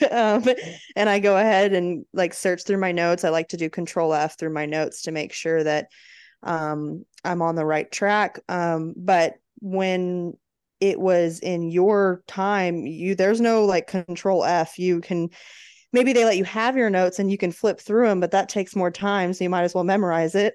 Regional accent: Arizona, United States; now in Texas, United States; growing up in Arizona

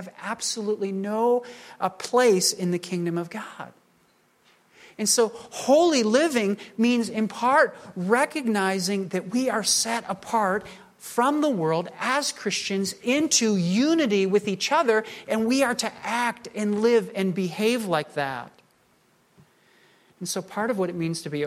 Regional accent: United States; I'm a Caucasian man. I'm an American.

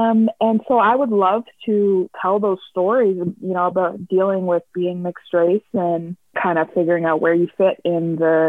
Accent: Dartmouth, Nova Scotia, Canada; I grew up in Dartmouth. I would call Dartmouth my home. I love Dartmouth.

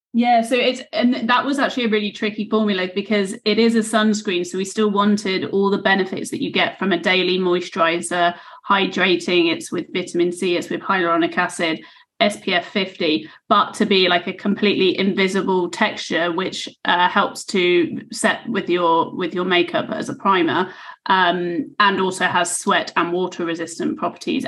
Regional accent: United Kingdom; also born or lived in Australia; I'm I'm British

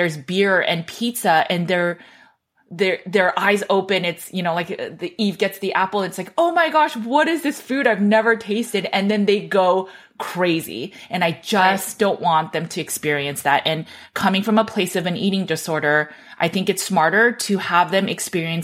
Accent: Los Angeles, California, United States; I grew up in Los Angeles

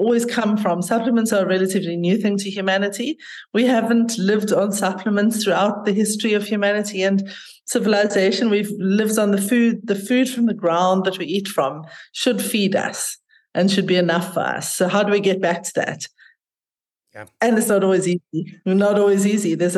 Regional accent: South Africa; also born or lived in North of England / London; I grew up here in South Africa and had a very, very privileged, lucky childhood and life

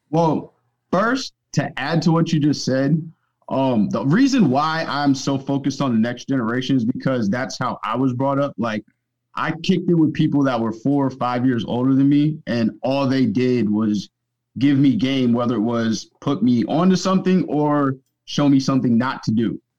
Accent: Northern Virginia, United States; I grew up in Northern Virginia

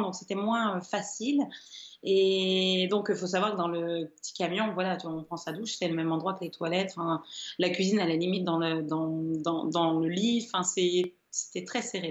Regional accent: Caudry, Hauts-de-France, France; moi je suis originaire de Caudry, qui est la ville de la dentelle.

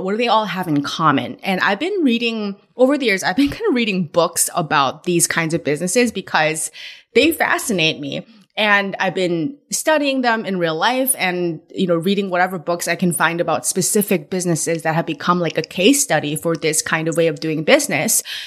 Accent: California, United States; moved away; I'm from California where In N Out was born and, but I've been away from California so long

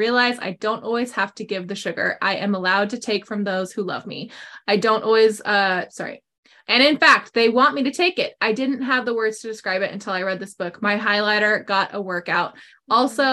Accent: California, United States; now in Texas, United States; I was from California

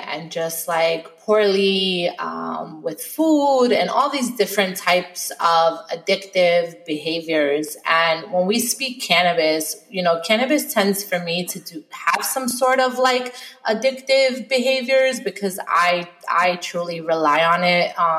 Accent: New York City, New York, United States; moved away as an adult; also born or lived in California; now in Florida, United States; growing up in New York

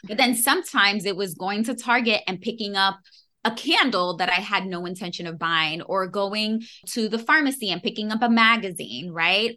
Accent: New York City, New York, United States; born and raised in New York City

